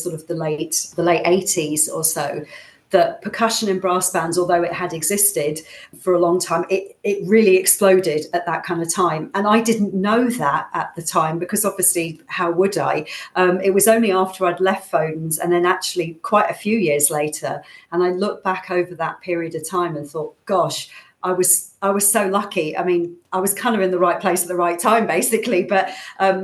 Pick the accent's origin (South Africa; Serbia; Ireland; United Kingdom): United Kingdom; Thornton Heath, London; moved away as an adult; also born or lived in Manchester; I'm from Thornton Heath originally in South London